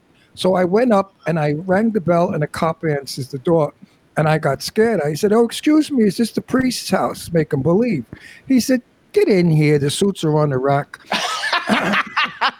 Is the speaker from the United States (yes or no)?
yes; New York City, New York, United States; accent: Brooklyn; I was born and raised in the Red Hook projects in Brooklyn.